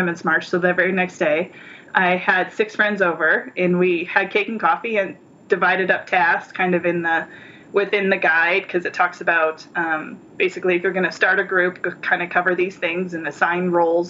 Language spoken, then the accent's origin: English; between Minnesota and Nebraska, Midwest, United States; now in Phoenix, United States; So I was raised in the Midwest, in between Minnesota and Nebraska